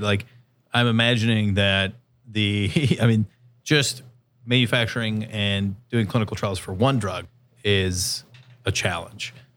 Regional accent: San Diego, California, United States; I'm from San Diego

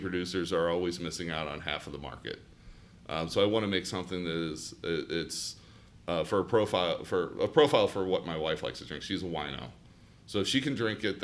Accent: St. Louis, Missouri, United States; moved away as an adult; also born or lived in Ohio; now in Columbus, United States; I'm originally from St. Louis, Missouri. So I started out there

